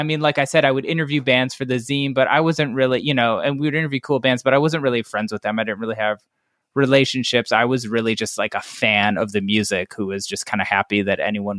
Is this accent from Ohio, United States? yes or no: yes; Cleveland, Ohio, United States; Like I'd be like, I'm from Cleveland.